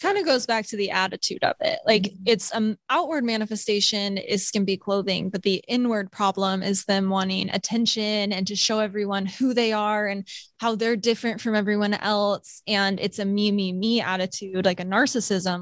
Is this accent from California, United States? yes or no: yes; Sacramento, California, United States; I grew up in Sacramento